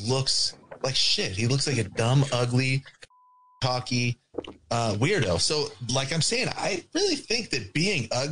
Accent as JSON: {"language": "English", "region": "California", "country": "United States", "said": "I'm from California."}